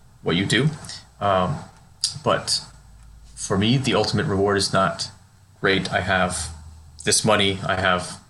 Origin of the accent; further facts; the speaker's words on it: United States; I am an American. I was born here and raised here